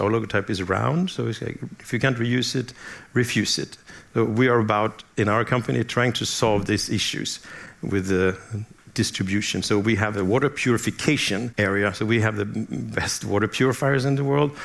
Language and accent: English; southern Sweden, Sweden; I am from southern Sweden. I grew up there